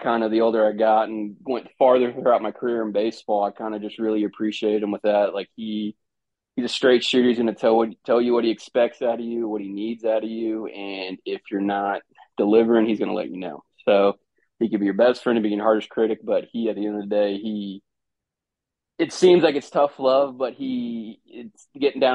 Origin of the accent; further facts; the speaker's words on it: Orlando, Florida, United States; moved away as an adult; also born or lived in Oxford, Mississippi; I was from Orlando.